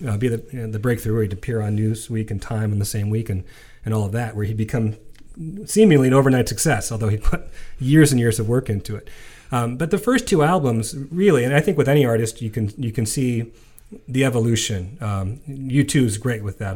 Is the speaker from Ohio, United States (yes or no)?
yes; Ohio, United States; we grew up here in Ohio